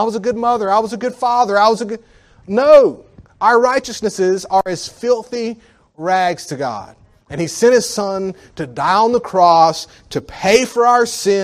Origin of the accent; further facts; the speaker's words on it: United States; as an American. And I'm not even a rich American